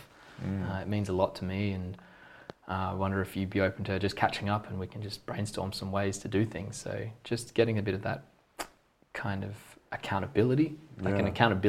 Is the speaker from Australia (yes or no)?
yes; Australia; I'm from Australia